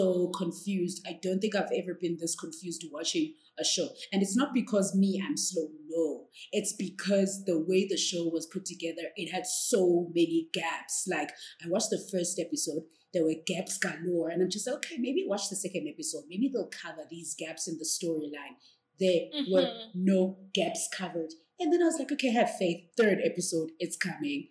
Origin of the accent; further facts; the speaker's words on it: South Africa; we are as South African